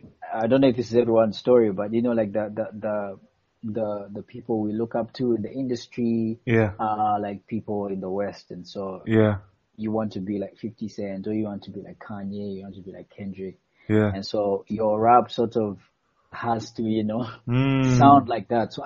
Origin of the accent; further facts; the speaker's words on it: Eastern Region, Uganda; Because I'm Mugwere